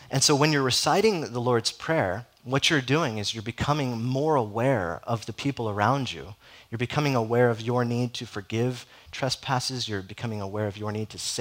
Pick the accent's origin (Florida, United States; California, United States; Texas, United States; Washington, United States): California, United States; Southern; moved away; I'm from Southern California, so there's not a whole lot of Catholic presence in Southern California